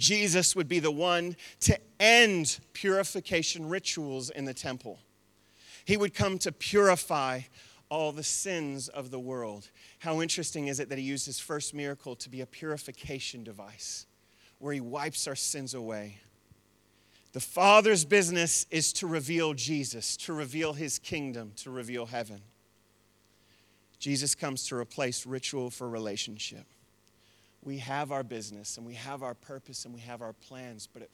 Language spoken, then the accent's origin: English; United States; now in New Zealand; I'm still an American.